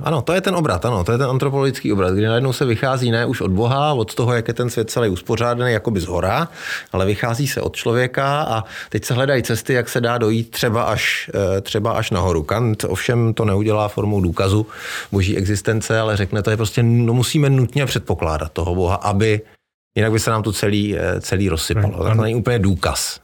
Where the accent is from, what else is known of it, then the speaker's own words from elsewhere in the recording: Czechia; u nás v Čechách